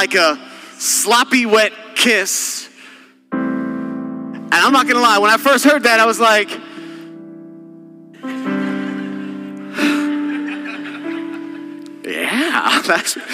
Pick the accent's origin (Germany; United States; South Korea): United States; Texas; I'm from Texas